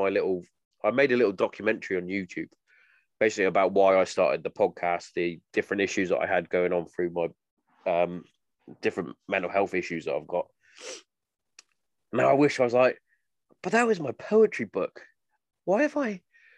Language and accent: English; England, United Kingdom; I'm English